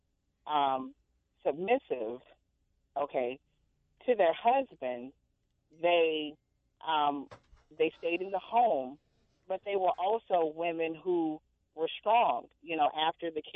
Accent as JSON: {"language": "English", "region": "the South", "country": "United States", "tie": "born or raised there", "said": "I was raised in the South"}